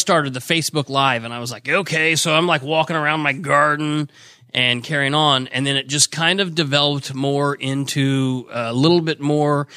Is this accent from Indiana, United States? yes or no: yes; Muncie, Indiana, United States; I was born and raised in Muncie